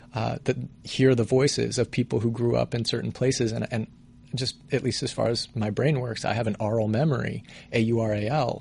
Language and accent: English; Colorado Springs, Colorado, United States; now in Los Angeles, United States; I'm from Colorado originally. I grew up in Colorado Springs